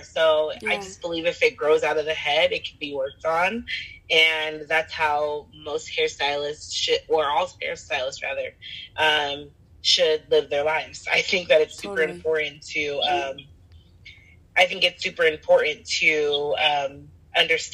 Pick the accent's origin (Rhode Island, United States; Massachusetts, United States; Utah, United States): Utah, United States; Salt Lake City; I am from Salt Lake City, Utah